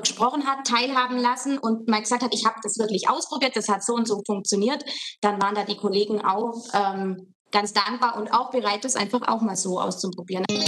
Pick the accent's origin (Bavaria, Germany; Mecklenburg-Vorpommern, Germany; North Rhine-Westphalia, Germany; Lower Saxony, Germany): Bavaria, Germany; Jettingen-Scheppach; moved away as an adult; now in Offingen, Germany; ich komme gebürtig aus Scheppach. das heißt, an der Schule hier war ich schon als Kind